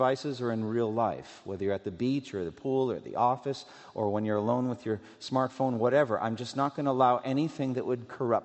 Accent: Massachusetts, United States; moved away; also born or lived in Louisville, Kentucky; I'm from Massachusetts

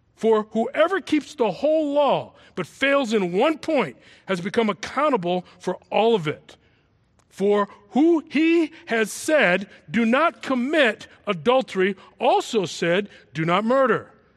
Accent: Massachusetts, United States; also born or lived in New York City; I grew up in a Southern state in the North called Massachusetts. I was originally from New York City, foster kid, brought in out of an orphanage to some people who lived in Massachusetts

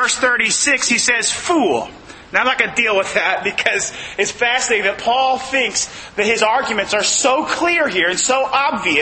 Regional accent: Northern California, United States; now in Southern California, United States; we're from the North. California, you know, it's a different state up there.

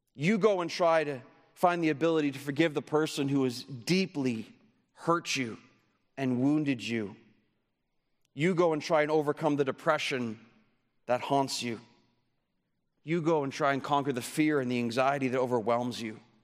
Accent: Canada; I come from Canada

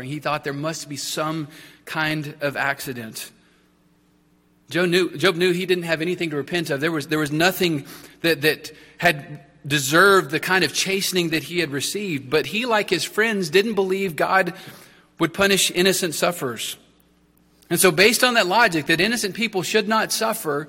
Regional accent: Texas, United States; As a Texan, I got plenty of exposure to horses

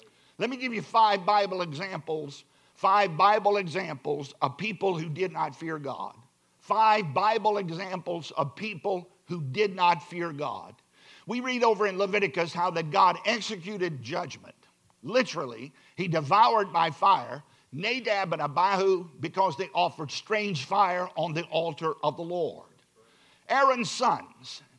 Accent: Virginia, United States; I'm from the Commonwealth of Virginia

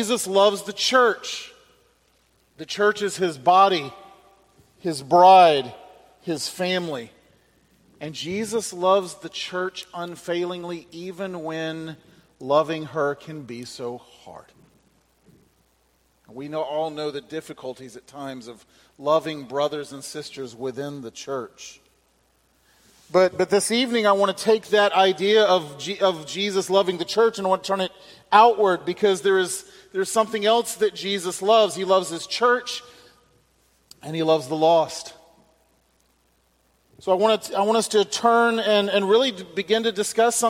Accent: Alabama, United States; now in Mississippi, United States; I was born and raised in Alabama, and that is true

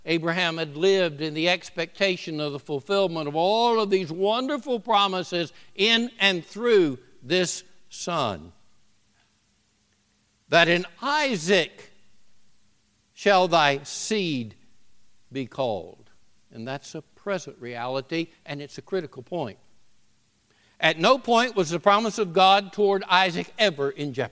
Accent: the South, United States; moved away; I'm a Southerner

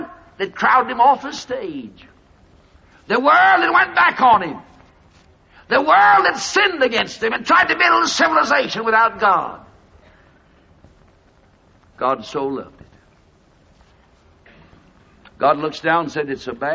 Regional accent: United States; I'm speaking as an American preacher

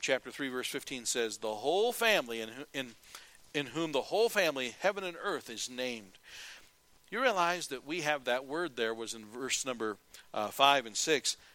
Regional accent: United States; I'm an American

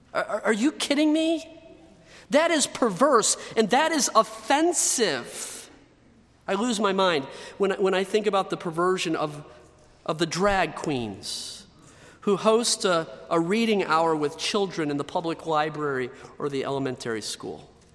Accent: United States; I was born in the United States of America.

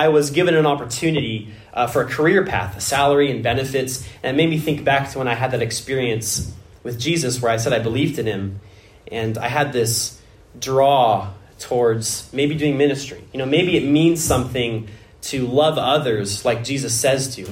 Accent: Washington, United States; moved away; I was born in Washington State

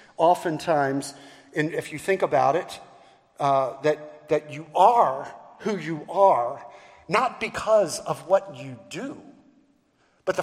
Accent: Baltimore, Maryland, United States; now in Charleston, United States; I'm from Baltimore. And so I was born and raised in Baltimore, which makes me a Baltimorean

